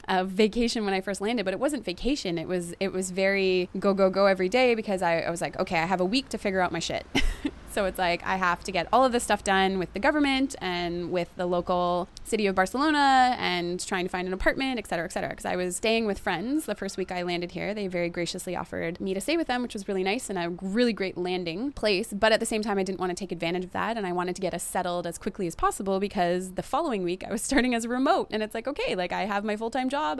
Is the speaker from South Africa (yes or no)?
no; Canada; moved away as an adult